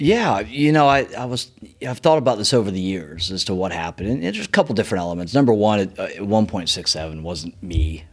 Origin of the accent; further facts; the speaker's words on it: Marietta, Georgia, United States; I grew up in East Cobb, Marietta